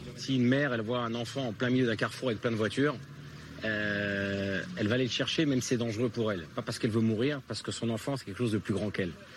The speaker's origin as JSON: {"language": "French", "country": "France", "tie": "born or raised there", "moved": "yes", "lives_now": "Israel", "said": "quand on vient de France"}